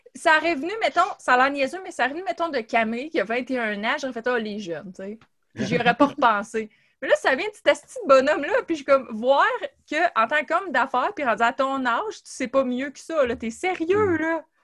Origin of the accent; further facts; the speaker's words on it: Gatineau, Quebec, Canada; on vient de Gatineau puis du même coin